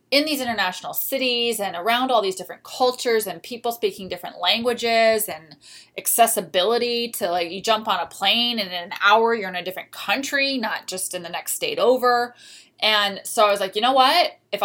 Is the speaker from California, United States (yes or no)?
no; South Florida, United States; moved away as an adult; also born or lived in Orlando / London / Paris / Australia; living in this major cosmopolitan city after growing up in South Florida. And, you know, I did my undergraduate in Orlando